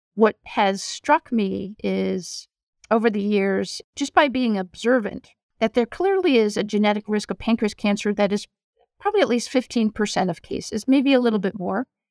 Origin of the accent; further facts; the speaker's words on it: Rhode Island, United States; moved away as an adult; also born or lived in Ann Arbor, Michigan / North Carolina; now in New York, United States; I grew up in Rhode Island, in an academic family.